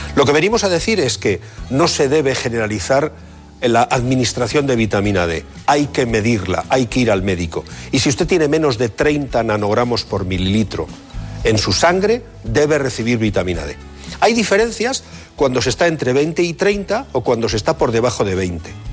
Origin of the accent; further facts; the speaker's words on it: Bilbao, Basque Country, Spain; los de Bilbao tenemos una, característica diferenciadora